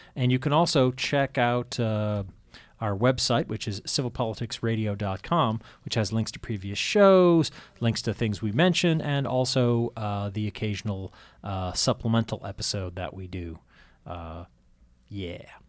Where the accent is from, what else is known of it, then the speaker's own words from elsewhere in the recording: Massachusetts, United States; I'm a Yankee. I'm from Massachusetts, born and raised.